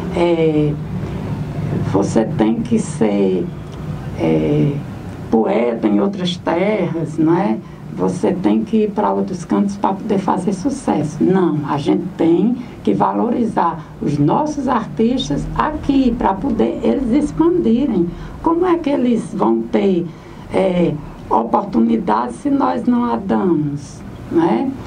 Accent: Santana do Cariri, Ceará, Brazil; also born or lived in Altaneira; a minha terra natal e a minha região

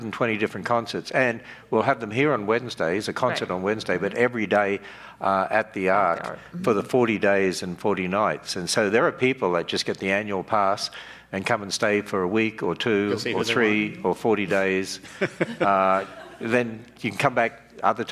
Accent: Australia; now in United States; I'm Australian

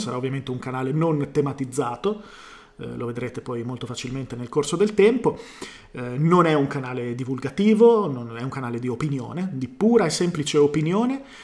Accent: Bologna, Emilia-Romagna, Italy; sono di Bologna

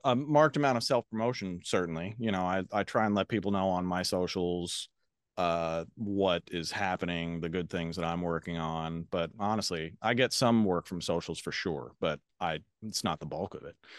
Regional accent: Cincinnati, Ohio, United States; moved away as an adult; also born or lived in New York City; I was born and raised in Cincinnati

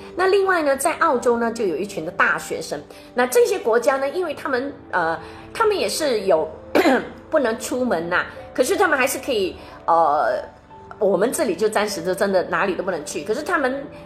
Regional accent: Malaysia; 他应该是对着我们马来西亚人说

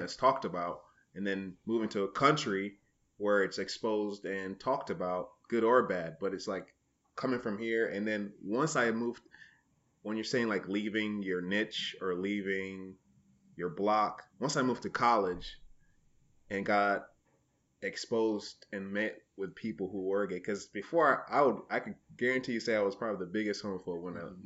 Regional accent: Niles, United States; moved away as an adult; my hometown of Niles

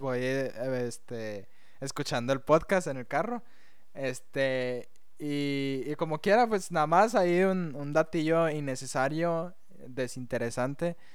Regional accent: Monterrey, Nuevo León, Mexico; Somos mexicanos, somos regios.

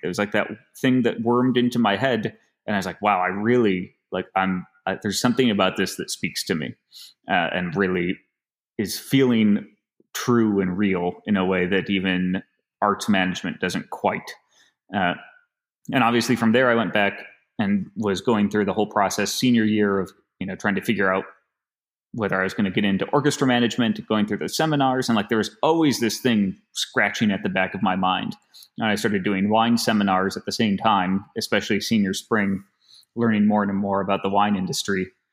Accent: Finger Lakes, New York, United States; moved away; also born or lived in Boston; growing up in the Finger Lakes

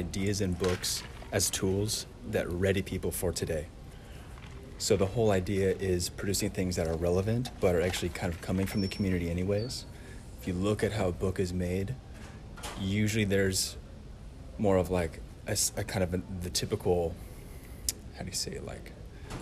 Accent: Orange County, California, United States; moved away as an adult; now in Boston, United States; I'm from Orange County, which is typically understood as being just a mega affluent region of the country.

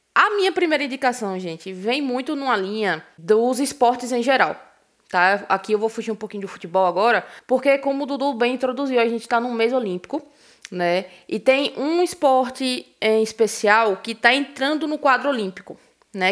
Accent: Brazil; a gente, enquanto brasileiro

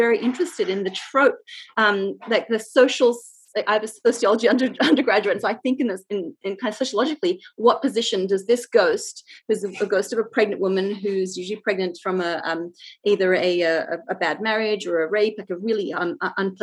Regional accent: Jakarta, Indonesia; now in Australia; I grew up in Indonesia and Jakarta

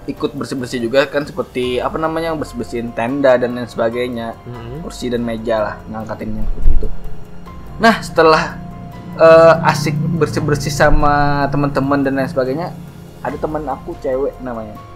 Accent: Banjarmasin, South Kalimantan, Indonesia; kalau orang kita orang Banjarmasin

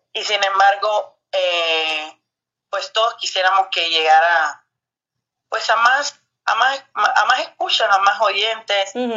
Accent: Cuba; moved away as an adult; now in Mexico; yo misma que no soy, soy cubana, no soy mexicana, vengo hasta acá

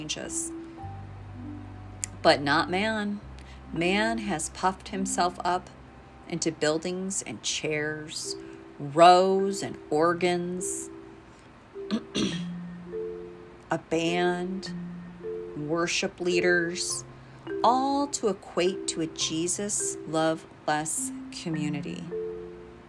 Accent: United States

